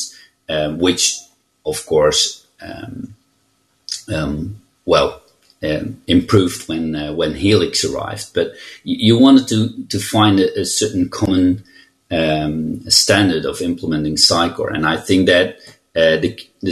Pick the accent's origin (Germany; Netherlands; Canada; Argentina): Netherlands; I'm from the Netherlands, and I'm a CTO and senior consultant at We Are You